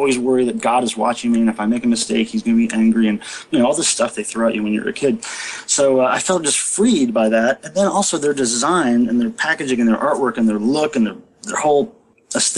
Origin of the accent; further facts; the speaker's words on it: Stow, Ohio, United States; I was born in Stowe, right outside of Akron. Back then I was going to Catholic school